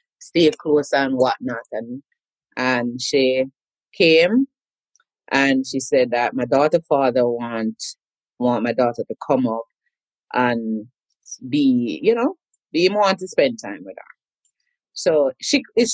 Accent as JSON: {"language": "English", "town": "Kingston", "country": "Jamaica", "tie": "born or raised there", "moved": "as an adult", "lives_now": "United States", "said": "So I'm a Kingston girl. I'm originally from Duhaney Park, Kingston 20, right under the clock, born at Whitfield Nursing Home"}